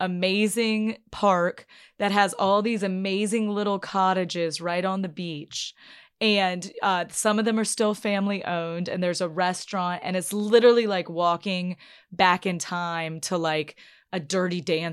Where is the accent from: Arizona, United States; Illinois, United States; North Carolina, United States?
North Carolina, United States; Chapel Hill; I'm from Chapel Hill, like I said, which is a college town. So most of the people I grew up with were not from the South.